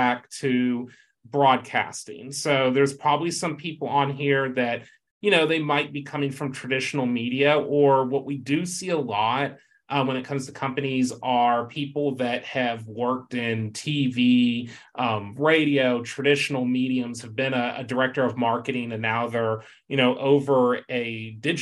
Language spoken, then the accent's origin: English; Texas, United States; my home state, of course, Texas